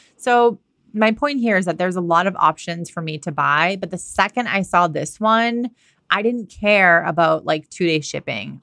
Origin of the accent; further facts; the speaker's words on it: Massachusetts, United States; moved away as an adult; also born or lived in California / Australia / London; now in Washington State, United States; I'm from Massachusetts. I grew up there. I went to college there